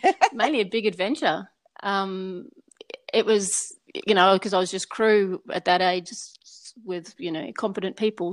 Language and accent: English; Papua New Guinea; moved away; also born or lived in Rabaul, Papua New Guinea / Port Moresby, Papua New Guinea / Sydney, Australia; I was born and grew up in Papua New Guinea. We, first of all, we lived on the islands up in the north, Rabaul